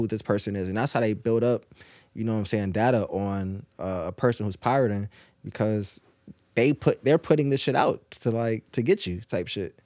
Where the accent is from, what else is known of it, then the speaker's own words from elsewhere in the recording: Norfolk, Virginia, United States; also born or lived in Naples, Italy / Tennessee; I was born in Naples, and I was there for probably, like, ten days, and I was back in Norfolk